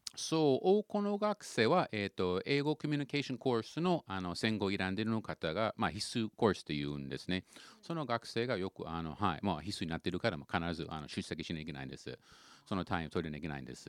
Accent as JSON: {"language": "Japanese", "town": "Vancouver", "region": "British Columbia", "country": "Canada", "tie": "born or raised there", "second_language": "Japanese", "moved": "as an adult", "lives_now": "Japan", "said": "あのキャナダの中の私があの生まれたの町は、はいはい、えっとバンクーバーです"}